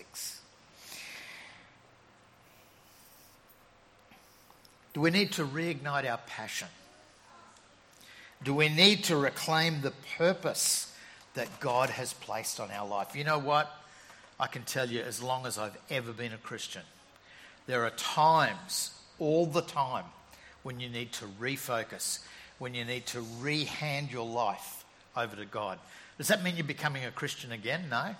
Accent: Brisbane, Queensland, Australia; when I grew up in Brisbane

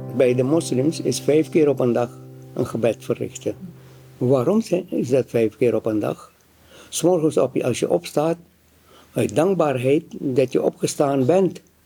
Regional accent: Suriname; now in Netherlands; Ik kom uit Suriname

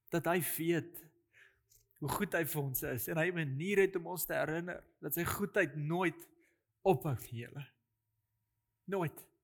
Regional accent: South Africa; as 'n Afrikaner

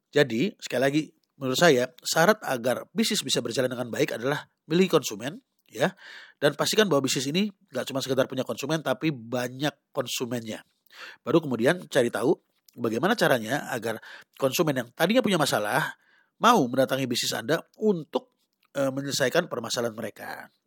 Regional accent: Sumatra, Indonesia; Nah, saya pribadi sebagai orang Sumatera gitu loh, eh, saya suka makan pempek.

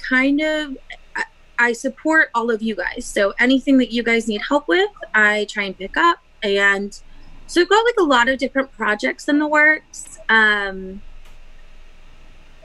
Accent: Wichita, Kansas, United States; moved away as an adult; now in Los Angeles, United States; I'm from Wichita, Kansas, originally, and I moved out to LA to go to USC film

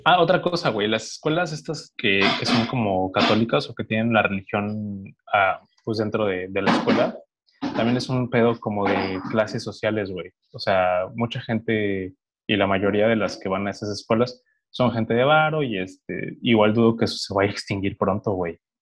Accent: Mexico; como cualquier mexicano promedio

